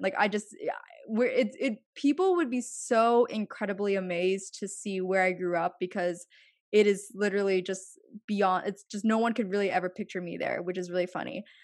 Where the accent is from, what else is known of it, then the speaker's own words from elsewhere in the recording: Pennsylvania, United States; moved away as an adult; also born or lived in California / Los Angeles; now in Manhattan, United States; I appreciate growing up in Pennsylvania be, because I grew up in what's kind of the heart of what middle class America is like